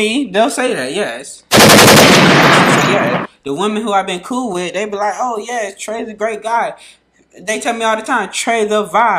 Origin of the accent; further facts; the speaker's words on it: Florida, United States; now in Minnesota, United States; I'm a Florida guy